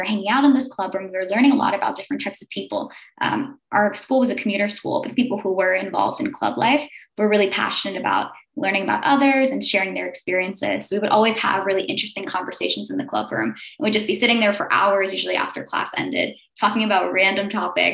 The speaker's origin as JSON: {"language": "English", "town": "New York City", "region": "New York", "country": "United States", "tie": "born or raised there", "said": "I grew up in Staten Island, New York"}